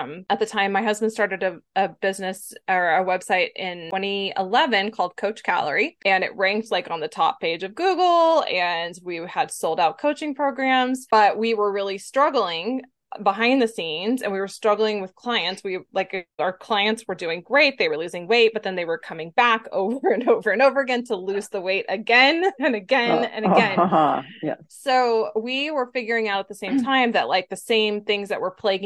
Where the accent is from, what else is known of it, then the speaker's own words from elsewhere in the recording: Texas, United States; I'm from Texas